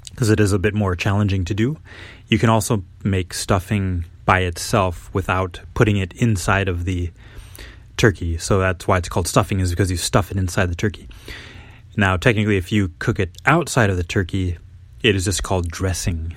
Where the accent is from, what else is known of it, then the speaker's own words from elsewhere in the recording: United States; as American young students Or as kids, you know, we kinda learn the basics of Thanksgiving and the history in school